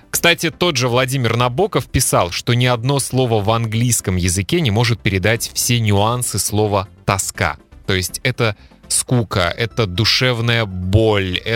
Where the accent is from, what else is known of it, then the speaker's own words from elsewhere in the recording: Kaliningrad, Kaliningrad Oblast, Russia; В городе, в котором я родился и жил, в Калининграде – была в 90-е на телевидении программа, которая так и называлась «Беспредел».